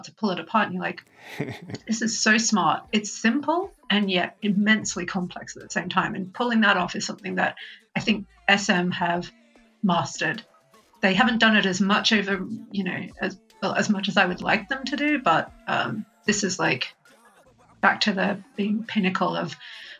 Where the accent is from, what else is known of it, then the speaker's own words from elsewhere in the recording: Australia; I'm Australian